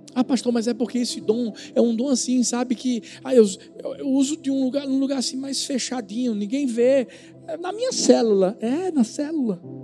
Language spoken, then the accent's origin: Portuguese; Pernambuco, Brazil; eu sou pernambucano, sou nordestino